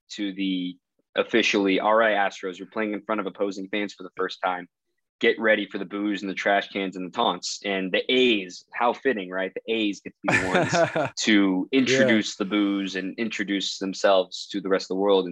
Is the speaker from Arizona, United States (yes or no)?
yes; Chandler, Arizona, United States; also born or lived in Dallas, Texas; now I've grown up here in the Southeast Valley of Phoenix. Went to Basha High School in Chandler.